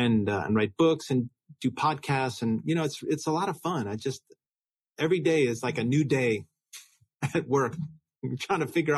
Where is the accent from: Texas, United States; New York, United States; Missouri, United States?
New York, United States; So I grew up in New York. I went to Brown University.